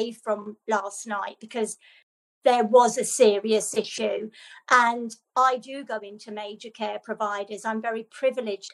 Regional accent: Ireland; moved away; I'm Irish, Robert, and my family in Ireland

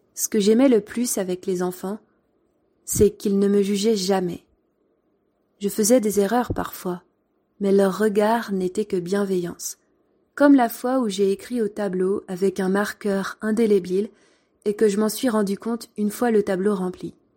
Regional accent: France; Mais t'es né où Ben, en France

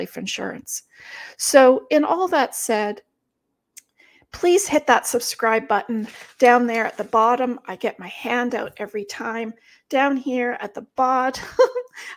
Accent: Germany; moved away; I am from Germany

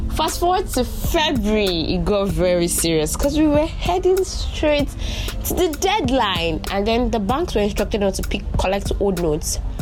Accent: Nigeria; as a Nigerian

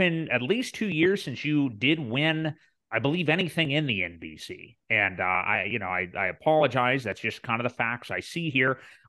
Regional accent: West Virginia, United States; a local chain here in my home state of West Virginia

